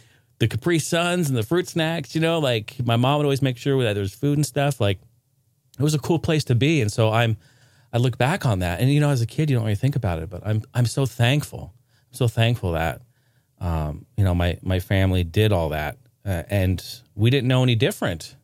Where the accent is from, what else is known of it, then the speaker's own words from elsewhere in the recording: Portland, Oregon, United States; also born or lived in Clackamas, Oregon; I grew up in Portland, Oregon